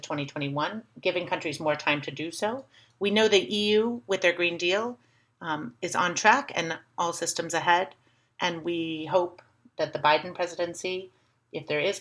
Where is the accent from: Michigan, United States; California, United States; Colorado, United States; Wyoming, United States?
Colorado, United States; Littleton; moved away as an adult; also born or lived in Seattle; I grew up in Littleton, Colorado, a suburb of Denver, Colorado.